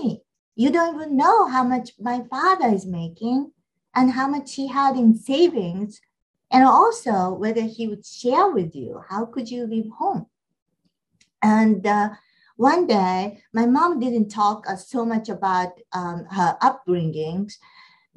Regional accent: Japan; now in Atlanta, United States; I grew up in Japan

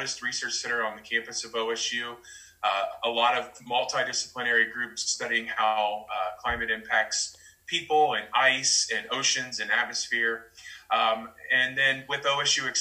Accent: Miamisburg, Ohio, United States; I grew up in Miamisburg, Ohio, down in southwest Ohio.

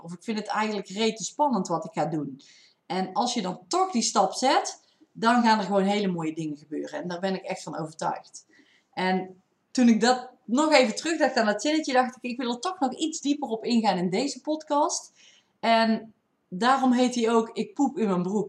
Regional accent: North Brabant, Netherlands; accent: Brabants; ik heb wel een Brabants accent

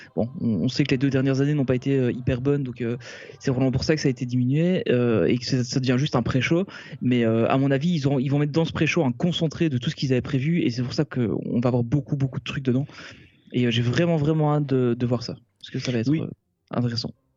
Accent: Belgium; nous on est belge, euh, belges, Olivier et moi en tout cas nous sommes belges

